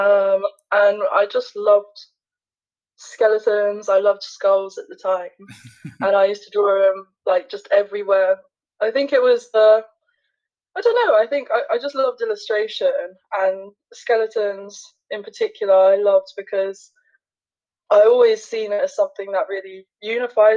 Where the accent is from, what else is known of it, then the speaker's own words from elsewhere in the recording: London, United Kingdom; I'm an artist from London